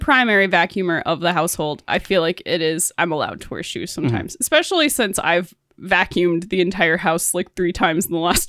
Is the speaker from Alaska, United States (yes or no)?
yes; Alaska, United States; It's always like, well, I'm from Alaska.